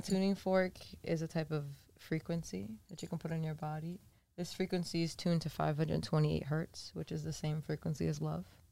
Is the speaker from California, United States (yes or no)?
no; Massachusetts, United States; moved away as an adult; now in Los Angeles, United States; we're from Massachusetts. Shout out 508